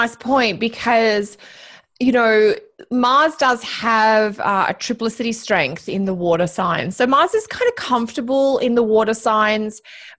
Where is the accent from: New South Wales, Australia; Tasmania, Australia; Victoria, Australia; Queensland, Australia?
New South Wales, Australia; Sydney; we're all Aussie girls by heart, and we grew up in Sydney, or we spent a lot of time together in Sydney.